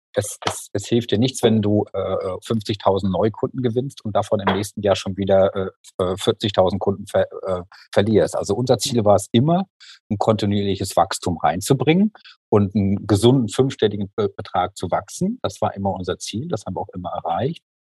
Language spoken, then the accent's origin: German; Mülheim an der Ruhr, North Rhine-Westphalia, Germany; moved away as an adult; now in Freiburg, Germany; ich hab in Mühlheim an der Ruhr ähm, ja? ich die ganze Zeit gewohnt und bin mhm. jetzt quasi erst seit sechs Jahren hier nach Freiburg gezogen